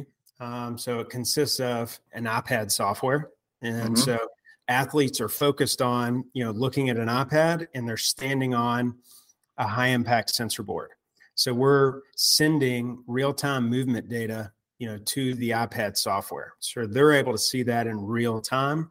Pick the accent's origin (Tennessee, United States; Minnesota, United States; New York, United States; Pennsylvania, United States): Tennessee, United States; Memphis; also born or lived in Auburn, Alabama; So I am from Memphis, Tennessee, which I'm sure you may be able to tell by a little bit of an accent. And I'm back in Memphis now, but, grew up here throughout childhood